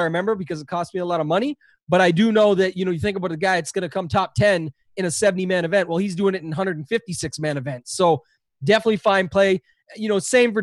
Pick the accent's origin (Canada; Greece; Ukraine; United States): Canada; I'm Canadian